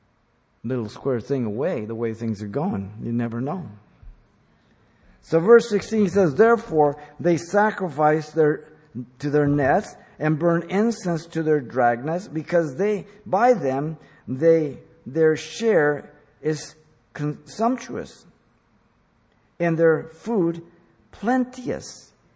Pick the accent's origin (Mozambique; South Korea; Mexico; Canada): Mexico; Mexico City; now in United States; I was born in Mexico City. I am a Mexican citizen. I'm an American. I don't fly the Mexican flag. I live in America